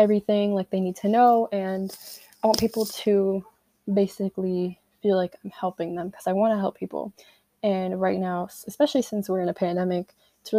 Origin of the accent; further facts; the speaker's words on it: Connecticut, United States; I'm 16, I'm from Connecticut, junior in high school